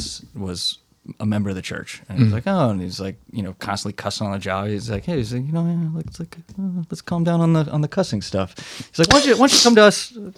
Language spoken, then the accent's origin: English; Southeast Alaska, United States; moved away as an adult; also born or lived in Utah; I grew up in Southeast Alaska.